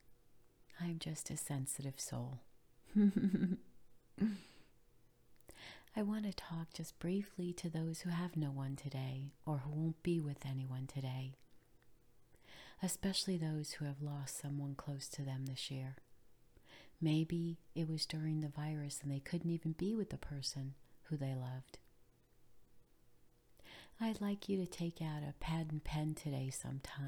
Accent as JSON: {"language": "English", "region": "New York", "country": "United States", "tie": "born or raised there", "moved": "yes", "lives_now": "Florida, United States", "said": "I grew up in New York, and Christmas in New York was always cold"}